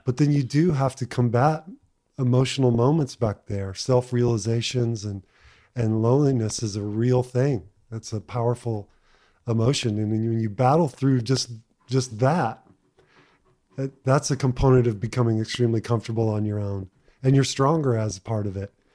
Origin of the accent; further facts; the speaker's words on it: Texas, United States; growing up in Texas